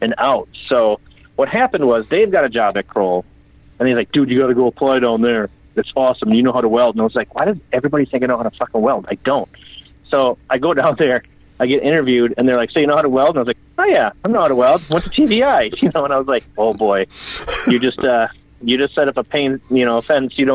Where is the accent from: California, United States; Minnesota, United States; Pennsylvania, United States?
Minnesota, United States; St. Paul; Technically I grew up in St. Paul